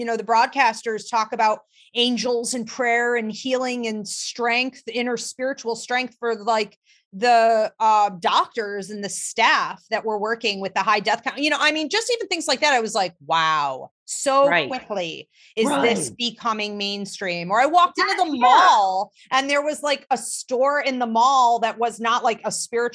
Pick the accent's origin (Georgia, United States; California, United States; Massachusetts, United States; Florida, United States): Georgia, United States; now in Alabama, United States; I was born in Georgia.